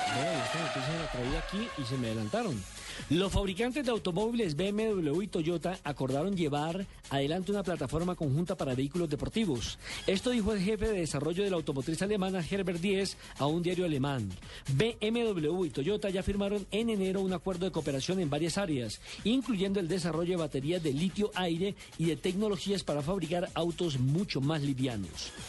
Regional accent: Colombia; uno como colombiano

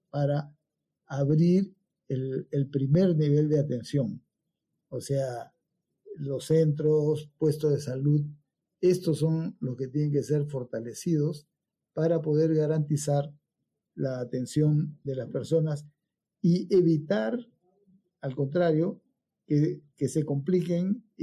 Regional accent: Pucallpa, Ucayali, Peru; born there; Yo nací en Pucallpa porque mi padre estaba destacado por allá, mi madre era de, Loreto, se conocieron allá, se casaron y, todos hemos nacido en, ese deambular de ciudades en ciudades.

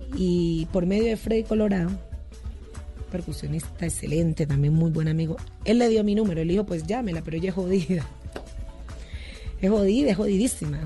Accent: Timbiquí, Cauca, Colombia; now in Cali, Colombia; soy de Timbiquí, pero yo vivo en Cali desde hace muchos años y es como mi segunda tierra

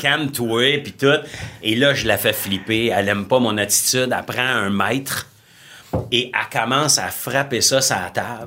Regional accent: Ontario, Canada; je suis un franco-ontarien

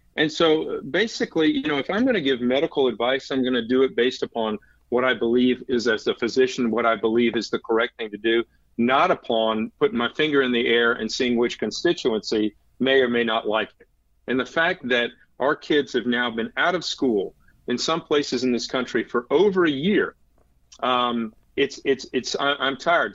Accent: Raleigh, North Carolina, United States; when I grew up in Raleigh

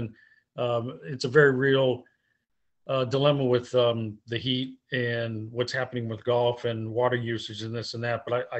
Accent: New England, United States; I remember growing up in New England, you used to play courses different in April, May, when it came out of the winter.

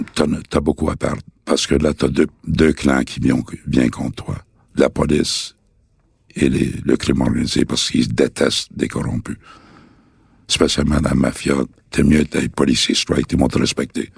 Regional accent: Montreal, Quebec, Canada; je viens de Saint-Henri, de saint henri point Pointe-Saint-Charles. C'est là vraiment que j'ai connu le, le crime organisé. Quand j'étais jeune

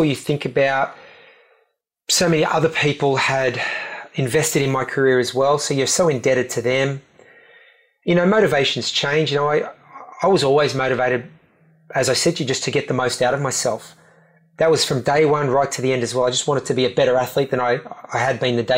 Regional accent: Australia; we went up as the Aussie team

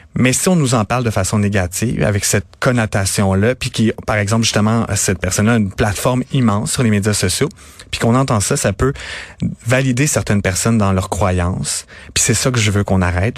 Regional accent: Napierville, Quebec, Canada; je viens de Montérégie, je viens de Napierville, pas très loin de Montréal

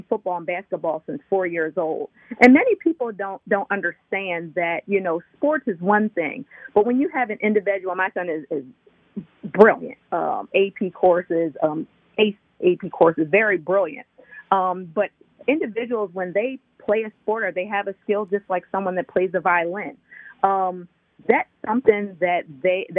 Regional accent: Chester, Pennsylvania, United States; moved away; also born or lived in Delaware / Philadelphia; I was born in Chester and raised in Chester.

